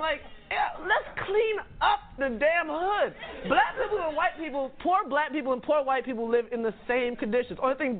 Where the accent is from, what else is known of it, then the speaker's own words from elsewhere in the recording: Edmond, South Carolina, United States; I'm from Edmond, South Carolina.